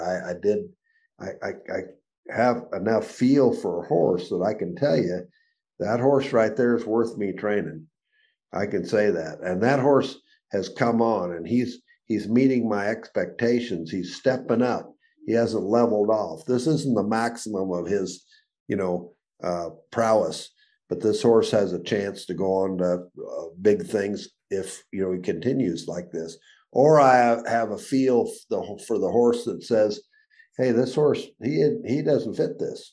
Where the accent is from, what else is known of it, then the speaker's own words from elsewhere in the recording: Arizona, United States; also born or lived in Chicago, Illinois; I was born in Chicago um, in 1950. Uh, 1958, we moved to Arizona